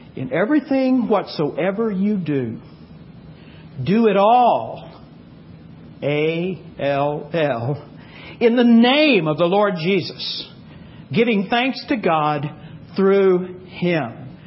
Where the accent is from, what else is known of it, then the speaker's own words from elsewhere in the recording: Texas, United States; I grew up in Texas